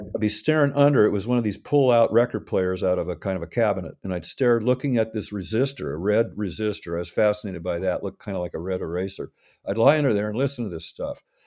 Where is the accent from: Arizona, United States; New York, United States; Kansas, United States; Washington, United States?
Washington, United States; Seattle; I grew up in Seattle, I arrived here in early nineteen fifty, born in a little town nearby